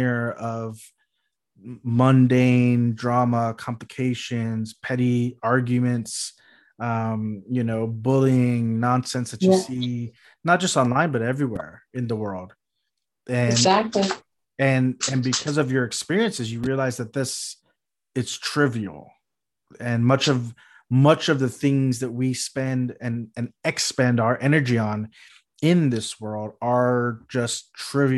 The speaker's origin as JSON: {"language": "English", "region": "South Texas", "country": "United States", "tie": "born or raised there", "moved": "yes", "lives_now": "California, United States", "said": "I grew up in South Texas, which is just a drive along the coastline away."}